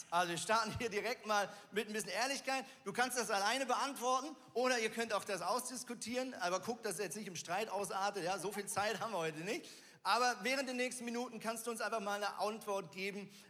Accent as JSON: {"language": "German", "country": "Switzerland", "tie": "born there", "said": "ich bin ja Schweizer gebürtig"}